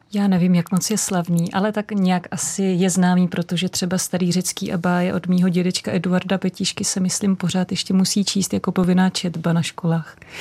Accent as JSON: {"language": "Czech", "region": "Prague", "country": "Czechia", "tie": "born or raised there", "said": "jsem vyrůstala pod Vyšehradem u železničního mostu"}